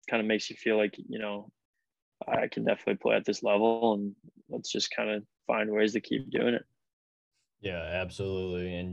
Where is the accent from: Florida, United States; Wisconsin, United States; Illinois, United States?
Wisconsin, United States; Green Bay; hockey in Green Bay is definitely kind of moving forward in, in the right directions. I think you know there's a lot of good coaches in in the area that I grew up